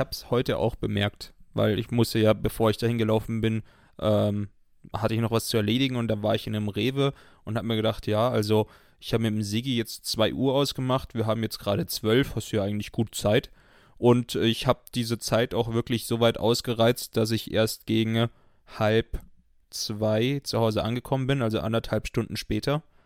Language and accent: German; outside Munich, Bavaria, Germany; ich bin ja in München geboren, aber außerhalb von München aufgewachsen